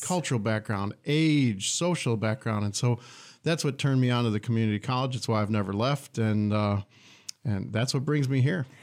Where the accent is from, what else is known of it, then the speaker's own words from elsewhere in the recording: Detroit, Michigan, United States; moved away as an adult; also born or lived in Troy, Michigan / Flint, Michigan; now in Lansing, United States; I grew up in Metro Detroit